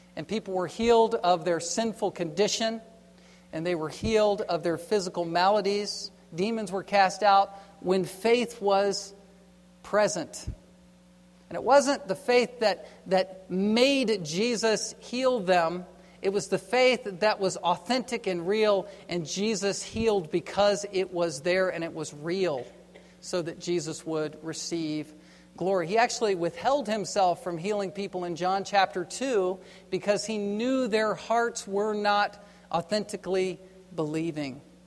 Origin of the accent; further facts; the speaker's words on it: East Coast, United States; I grew up on the East Coast